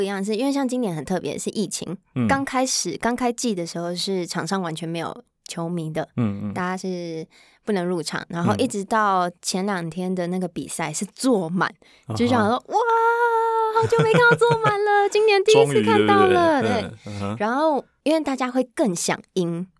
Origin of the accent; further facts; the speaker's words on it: Taipei, Taiwan; 不是，我是台北人，